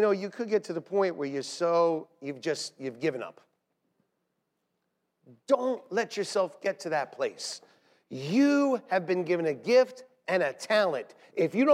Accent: New York City, New York, United States; We're from Staten Island

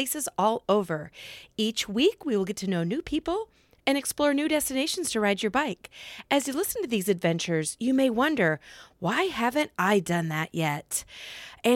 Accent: Iowa, United States; my home state

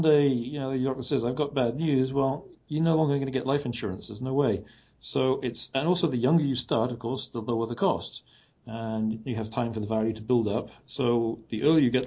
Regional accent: England, United Kingdom; moved away; I was from England

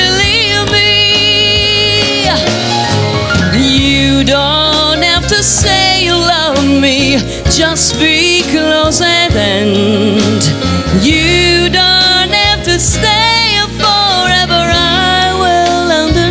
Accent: Venice, Veneto, Italy; now in Los Angeles, United States; I am from Venice, Italy

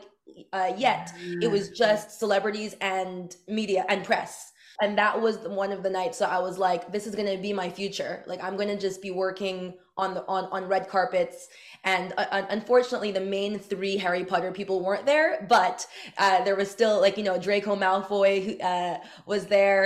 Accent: Montreal, Quebec, Canada; I'm from Montreal

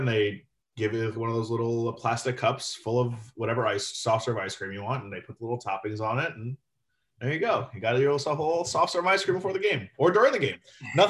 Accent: Florida, United States; born or raised there

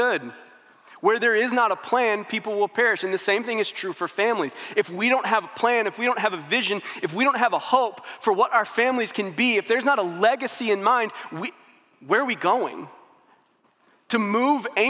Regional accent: St. Louis, Missouri, United States; now in Springfield, United States; I'm from St. Louis. When I moved to Springfield

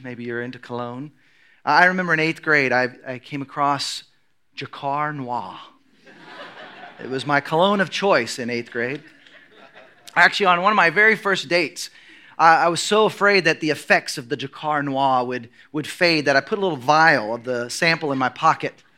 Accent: United States

